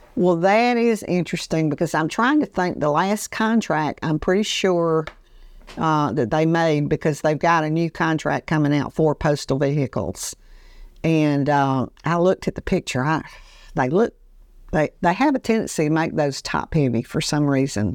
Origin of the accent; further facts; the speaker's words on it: Andalusia, Alabama, United States; growing up in Andalusia, Alabama